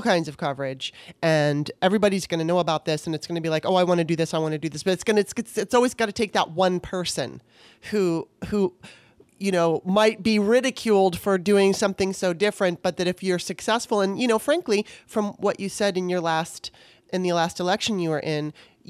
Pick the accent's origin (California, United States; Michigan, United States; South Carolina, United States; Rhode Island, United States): California, United States; Southern; I was raised in Southern California